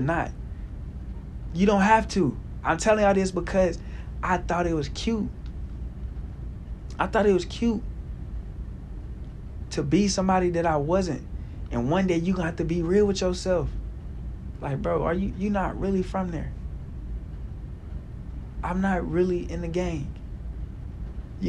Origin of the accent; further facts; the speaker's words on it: Little Rock, Arkansas, United States; moved away; I grew up around Greg Bailey, you know, that was my guy back in the day when I was in Little Rock